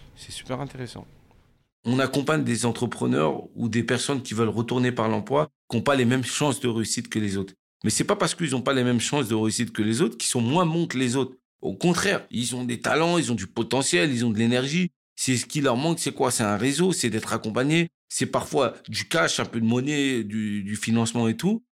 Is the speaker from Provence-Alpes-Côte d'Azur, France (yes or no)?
no; Cergy-Pontoise, Île-de-France, France; j'ai grandi à Cergy-Pontoise